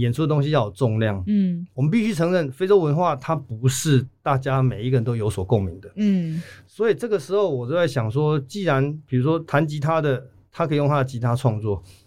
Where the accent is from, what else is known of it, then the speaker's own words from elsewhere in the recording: Chiayi, Taiwan; first language Taiwanese Hokkien; 我们台语才是我们自，在嘉义真的比较